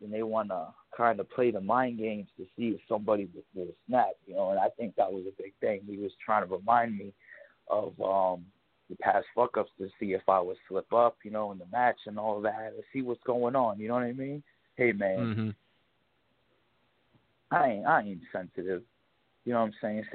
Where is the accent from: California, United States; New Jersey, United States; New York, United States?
New York, United States; We're from New York